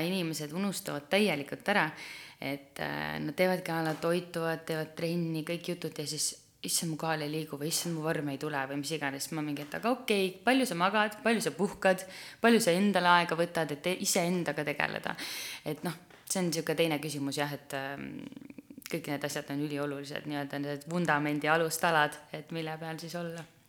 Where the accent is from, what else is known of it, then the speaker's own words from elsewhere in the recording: Türi, Järva County, Estonia; ma olen Türilt pärit tüdruk